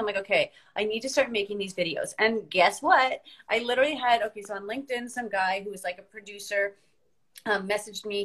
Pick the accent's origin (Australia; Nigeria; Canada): Canada; moved away; also born or lived in Northern Ireland; as a Canadian